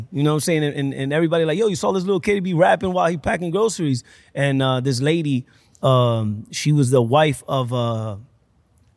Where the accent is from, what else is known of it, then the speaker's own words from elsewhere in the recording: Puerto Rico; also born or lived in Boston, Massachusetts, United States; I moved there when I was 10 years old.